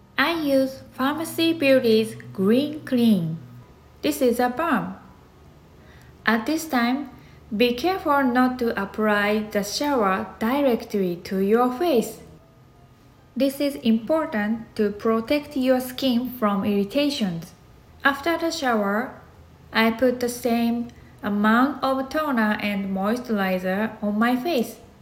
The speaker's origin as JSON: {"language": "English", "country": "Japan", "second_language": "English", "moved": "as an adult", "lives_now": "United States", "said": "my English has improved since I moved to here from Japan"}